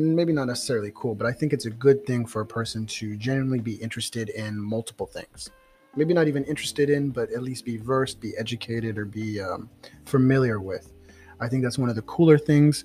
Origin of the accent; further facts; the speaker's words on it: San Antonio, Texas, United States; moved away as an adult; now in Houston, United States; Originally, I'm from San Antonio